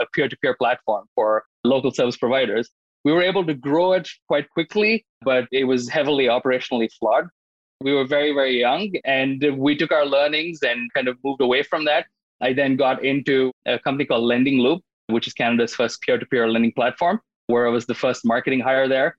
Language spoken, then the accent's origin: English; India; moved away as an adult; I was born and brought up in India, and I went to school there for business